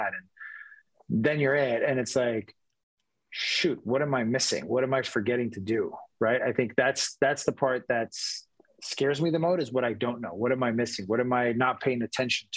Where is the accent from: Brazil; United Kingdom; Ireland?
Brazil; now in San Diego, United States; I'm from Brazil, but I consider myself a San Diegan now